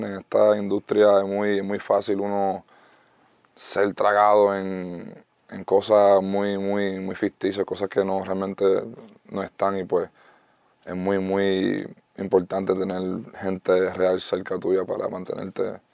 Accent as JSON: {"language": "Spanish", "country": "United States", "tie": "born there", "first_language": "en", "second_language": "Spanish", "said": "Es un poco loco eso de haber nacido en Estados Unidos, mi primer idioma es inglés y haber hecho todo esto en español."}